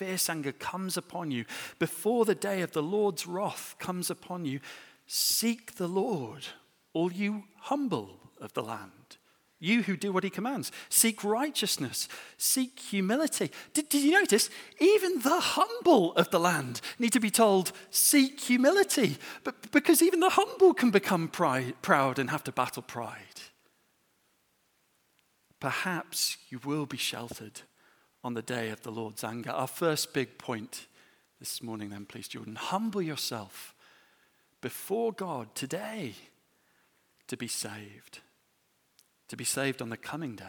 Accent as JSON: {"language": "English", "region": "England", "country": "United Kingdom"}